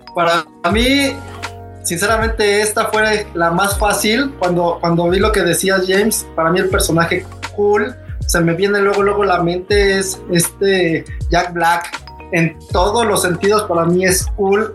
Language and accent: Spanish; Mexico; es mi país